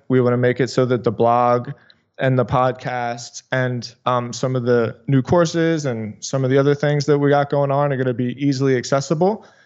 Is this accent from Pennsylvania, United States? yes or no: yes; Philadelphia, Pennsylvania, United States; moved away as an adult; now in South Florida, United States; I am from Philadelphia, but I moved to South Florida